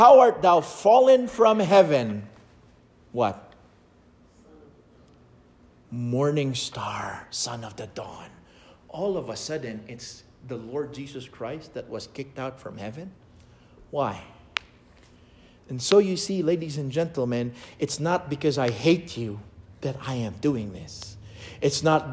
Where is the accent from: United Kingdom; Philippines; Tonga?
Philippines; I was born in the Philippines